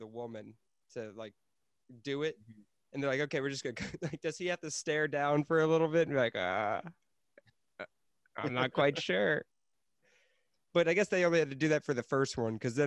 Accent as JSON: {"language": "English", "town": "Fairfax", "country": "United States", "tie": "born or raised there", "said": "I was born in Fairfax"}